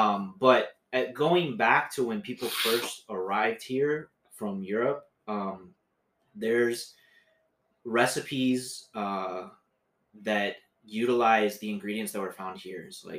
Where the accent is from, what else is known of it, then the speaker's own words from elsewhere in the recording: Miami, Florida, United States; I've lived here in Miami my whole life, pretty much, besides going to FSU. So I kind of have that Spanish flair